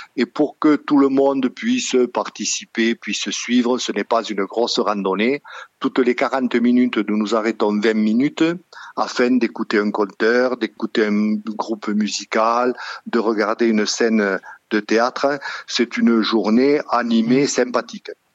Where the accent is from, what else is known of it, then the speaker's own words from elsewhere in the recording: Sougraigne, Occitania, France; moved away as an adult; je suis originaire de Sougraigne et j'y suis revenu à la retraite